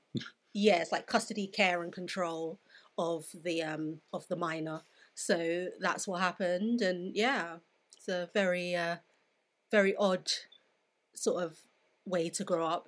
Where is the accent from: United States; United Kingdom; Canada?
United Kingdom; London; I grew up in Southeast London, which is very diverse